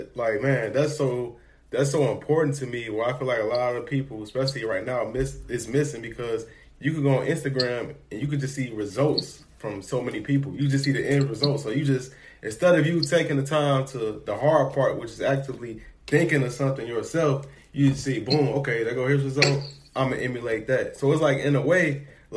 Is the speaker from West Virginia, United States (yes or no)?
no; Chicago, Illinois, United States; I'm from Chicago